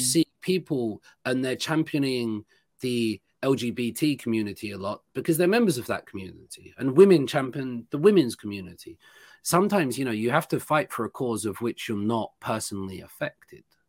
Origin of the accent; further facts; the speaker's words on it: United Kingdom; now in South Korea; I'm from the United Kingdom, uh, from Britain